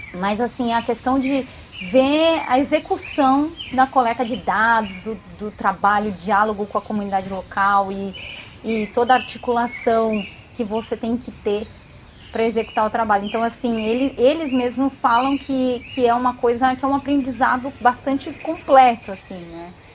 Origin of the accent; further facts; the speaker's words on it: São Paulo, Brazil; Eu, eu sou de cidade grande, eu nasci em São Paulo, fui criada em apartamento